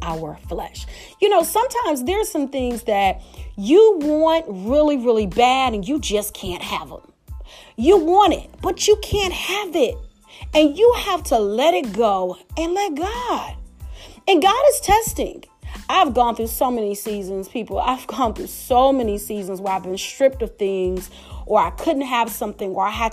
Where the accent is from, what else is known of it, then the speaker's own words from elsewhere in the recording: Detroit, Michigan, United States; I am from Detroit. I love my city of Detroit